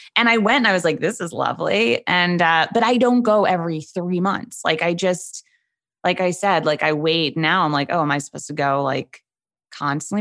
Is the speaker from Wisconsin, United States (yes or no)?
no; New York City, New York, United States; I am from New York City